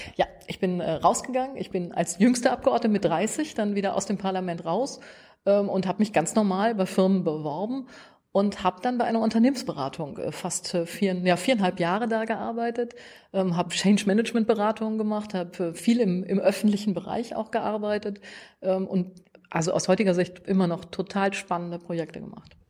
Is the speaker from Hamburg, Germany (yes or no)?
no; Münster, North Rhine-Westphalia, Germany; moved away; ich komme aus Münster, das ist ähm, die Fahrradhauptstadt